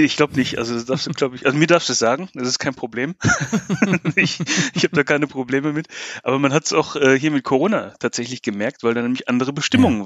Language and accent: German; Bochum, North Rhine-Westphalia, Germany; moved away as an adult; also born or lived in Bristol; now in Wales, United Kingdom; Ich bin Deutscher, ja, genau. Ich komme eigentlich aus Bochum. Eigentlich aus dem, aus dem tiefsten Ruhrgebiet